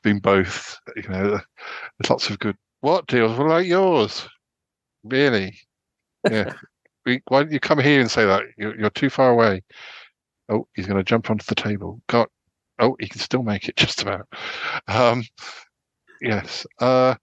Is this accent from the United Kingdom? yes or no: yes; Salisbury, South West England, United Kingdom; moved away as an adult; also born or lived in Birmingham; now in near London, United Kingdom; I grew up in Salisbury, which is like nearish to Stonehenge